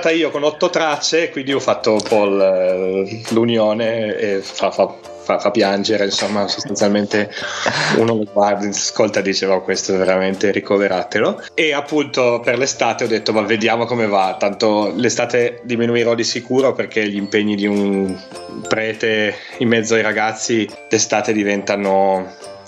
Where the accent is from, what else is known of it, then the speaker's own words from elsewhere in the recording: Piedmont, Italy; accent: Piedmontese; io sono un piemontese, quindi ho la cantilena, allungo le, le vocali, allungo le finali.